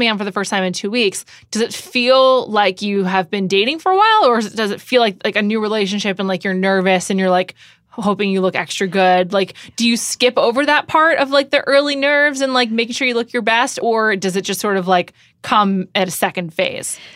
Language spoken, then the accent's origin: English; New York City, New York, United States; I grew up in New York